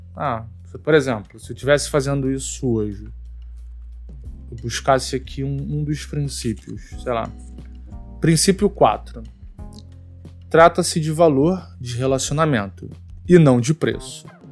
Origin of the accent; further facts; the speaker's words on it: Teresópolis, Rio de Janeiro, Brazil; moved away as an adult; now in Rio de Janeiro, Brazil; eu sou de Teresópolis, eu não sou daqui da cidade do Rio. Eu me mudei para o Rio em 2009